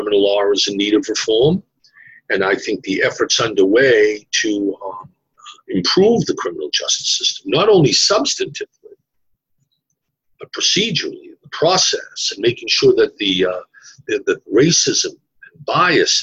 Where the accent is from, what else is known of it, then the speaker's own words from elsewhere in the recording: Boston, Massachusetts, United States; accent: Boston; moved away; also born or lived in New York City / Washington; my Boston accent